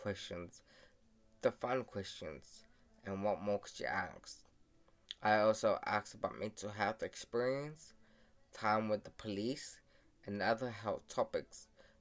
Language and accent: English; Fiji; now in New Zealand; So, I was born in Siwa, Fiji. I came to New Zealand as a refugee immigrant to live a better life in New Zealand.